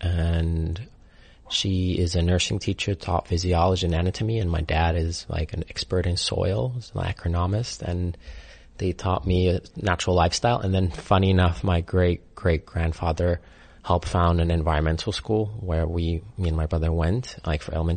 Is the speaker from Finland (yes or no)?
yes; Finland; born or raised there; moved away